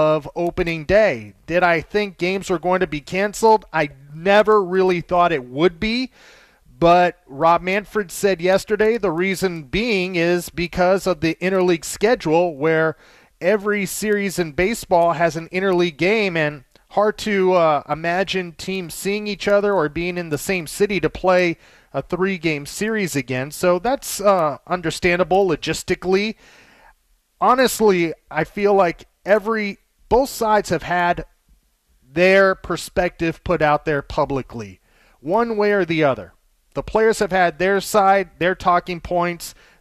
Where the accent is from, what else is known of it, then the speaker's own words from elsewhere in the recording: Los Angeles, California, United States; I grew up in Los Angeles my entire life